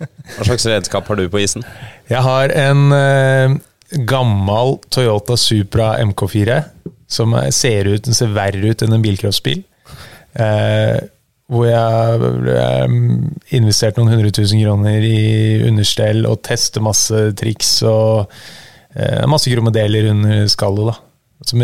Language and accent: Norwegian; Norway; Jeg vokste opp på et vann som heter Langen, på Sigrud.